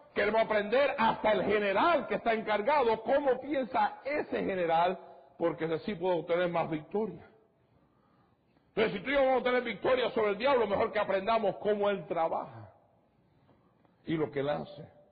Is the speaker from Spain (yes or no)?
no; Cuba; moved away; Yo soy de Cuba.